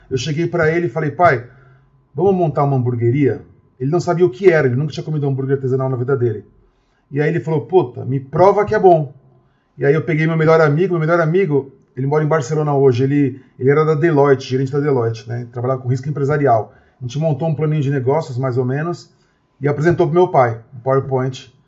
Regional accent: Osasco, São Paulo, Brazil; sou de Osasco, que é uma cidade muito grande, de 800 mil habitantes

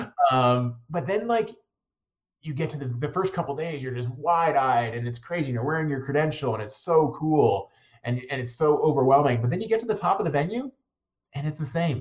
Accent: Northern Virginia, United States; moved away as an adult; also born or lived in Steamboat Springs, Colorado; I grew up in Northern Virginia, and uh, like many folks my age, I moved out west after college

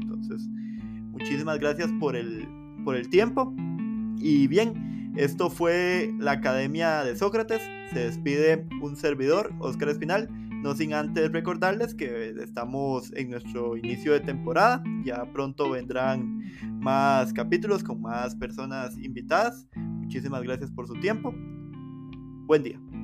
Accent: Costa Rica; como costarricenses

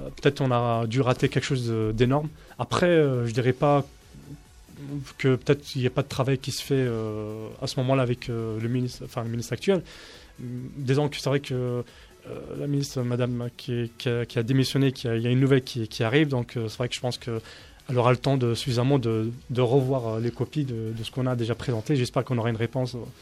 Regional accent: Paris, Île-de-France, France; je suis parisien de naissance, algérien

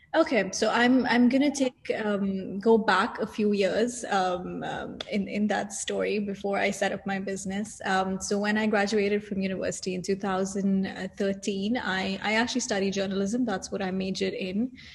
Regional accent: Saudi Arabia; moved away as an adult; also born or lived in India (parents); now in Dubai, United Arab Emirates; I was born and raised in Saudi Arabia.

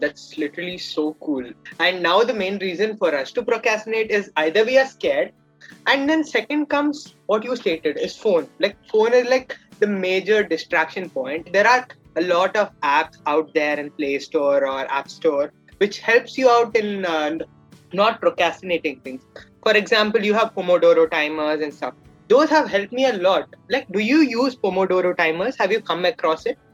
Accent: Karnataka, India; I'm from Karnataka, India

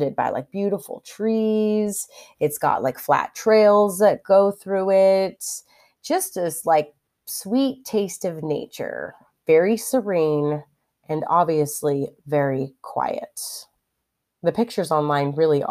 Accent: California, United States; also born or lived in Texas; I'm from California. We don't have snow days ever

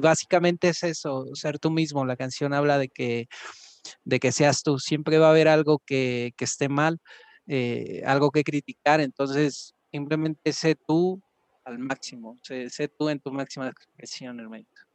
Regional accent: Los Reyes La Paz, State of Mexico, Mexico; soy del oriente del Estado de México, de los Reyes La Paz

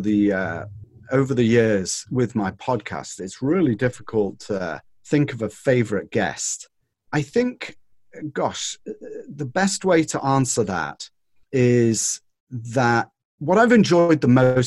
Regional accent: North West England, United Kingdom; now in California, United States; I was brought up in Northern England. And in Northern England, we were on the windward side of the Pennines

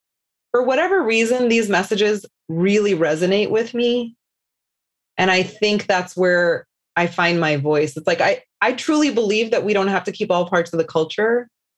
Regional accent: Houston, Texas, United States; Born and raised in Houston, Texas.

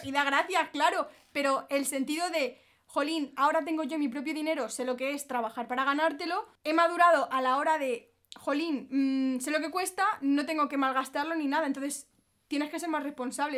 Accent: Madrid, Community of Madrid, Spain; also born or lived in Alicante; yo vengo de Madrid, ¿sabes? Yo soy de ciudad

